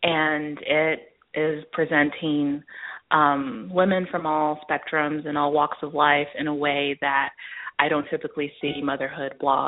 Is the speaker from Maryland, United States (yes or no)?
yes; Baltimore, Maryland, United States; born there; So my parents are both Nigerian. They're from Lagos. And I was born in Baltimore, Maryland.